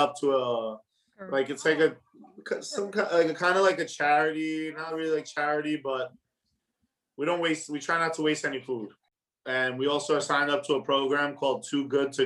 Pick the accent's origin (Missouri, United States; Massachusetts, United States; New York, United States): New York, United States; New York City; I grew up in Whitestone. You know what I mean? Flushing and Whitestone are like borderline. But yeah, I grew up in Whitestone.